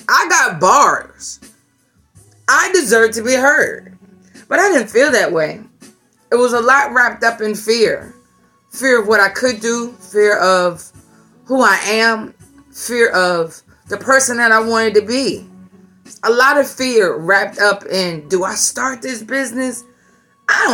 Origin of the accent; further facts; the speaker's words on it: Virginia, United States; I'm from Virginia